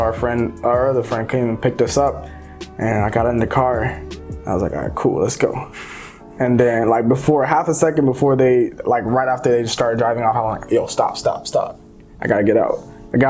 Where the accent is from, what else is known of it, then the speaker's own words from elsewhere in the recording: United States; also born or lived in Cameroon / Minnesota; So that's kind of like seven. I was when I came here.